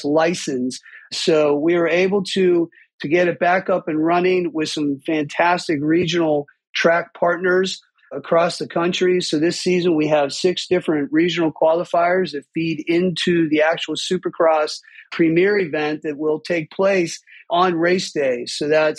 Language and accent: English; Pittsburgh, Pennsylvania, United States; I grew up in Pittsburgh with two passions, music and dirt bikes